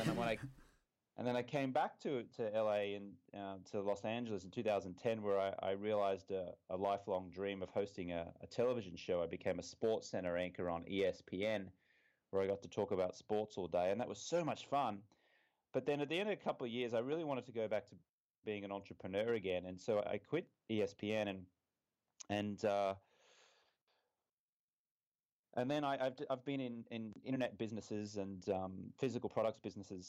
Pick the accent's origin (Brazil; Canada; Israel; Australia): Australia; Brisbane, Queensland; moved away as an adult; also born or lived in London; I'm from Brisbane, Australia. I was here until I was, when I say here, I'm actually in Brisbane, Australia at the moment. I was here until I was 23 years old